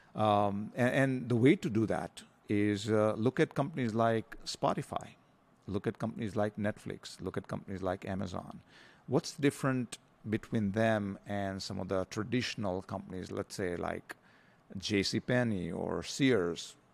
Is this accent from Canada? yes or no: no; India; moved away as an adult; also born or lived in Denver, Colorado, United States; now in Philippines; I grew up in India, um, and then went to the U S, uh, spent fourteen years there